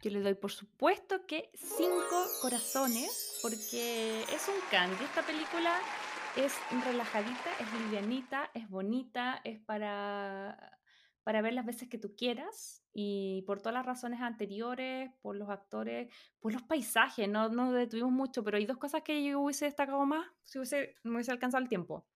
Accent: Chile; moved away as an adult; now in United States; en Chile no comemos chile

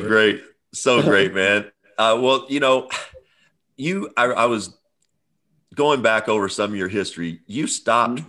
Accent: Midwest, United States; growing up in the Midwest.

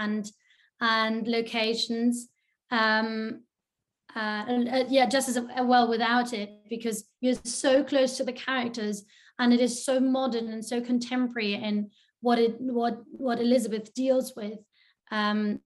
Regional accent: Germany; I'm German

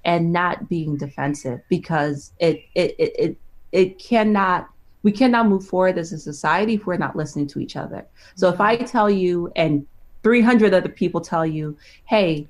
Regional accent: New York, United States; I grew up in New York

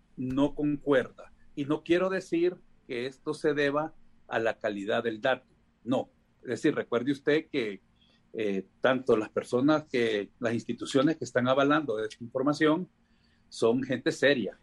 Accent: Honduras; de los 9.900.000 personas que somos, según el INE, como hondureños

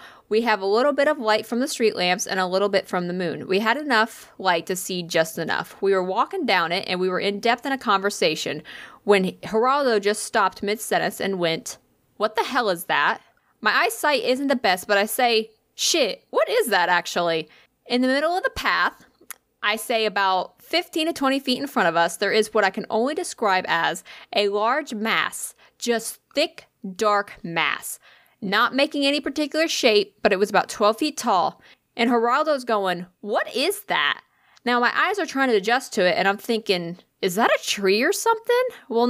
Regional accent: Scotland, United Kingdom; I'm Scottish, so the amount of alcohol was completely irrelevant.

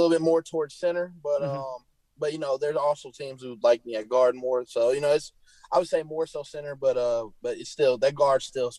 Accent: Illinois, United States; Iowa and Illinois, but I just ended up going with, you know, Illinois closer to home and play for my home state.

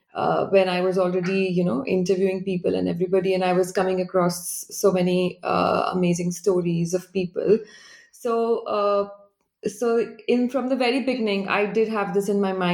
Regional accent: Delhi, India; So I grew up in Delhi, and my first introduction to Japan was through m

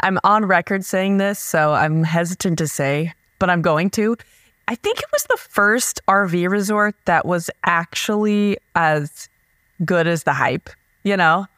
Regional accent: Nebraska, United States; We're from Nebraska

